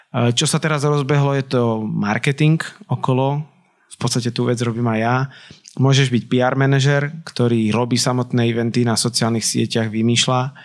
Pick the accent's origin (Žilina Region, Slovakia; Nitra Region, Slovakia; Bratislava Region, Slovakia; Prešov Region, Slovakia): Nitra Region, Slovakia; Nitra; som z Nitry, tak ja som si nevedel rakúske rádia až tak naladiť